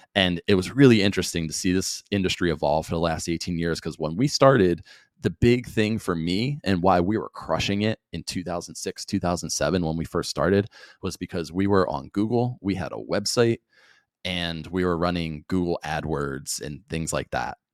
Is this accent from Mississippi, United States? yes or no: no; New Jersey, United States; growing up in South Jersey